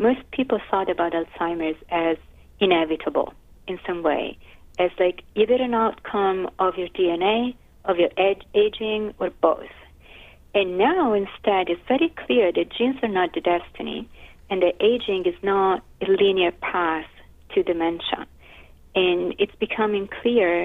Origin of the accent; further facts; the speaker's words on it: Florence, Tuscany, Italy; moved away as an adult; now in New York, United States; I'm from Florence in Italy, and I moved to New York